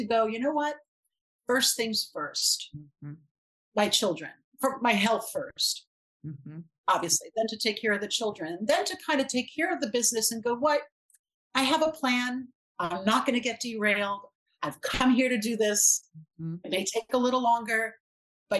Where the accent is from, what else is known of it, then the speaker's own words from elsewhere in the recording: New York City, New York, United States; I grew up in Brooklyn